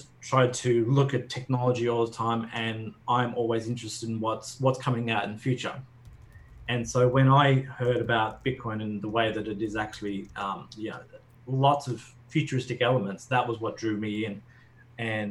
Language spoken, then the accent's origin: English; Australia; I'm Australian